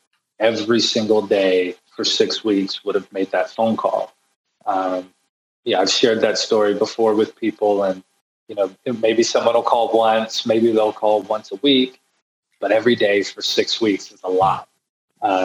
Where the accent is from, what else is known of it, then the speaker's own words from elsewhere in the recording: Fyffe, Alabama, United States; moved away as an adult; now in Cleveland, United States; I grew up in Alabama. So this is Fife, Alabama, a small town of 1,000 people.